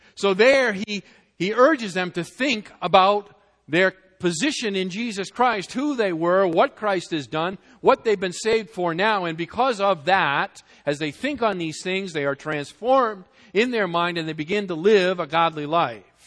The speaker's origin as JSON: {"language": "English", "region": "New England", "country": "United States", "moved": "yes", "said": "I was from New England"}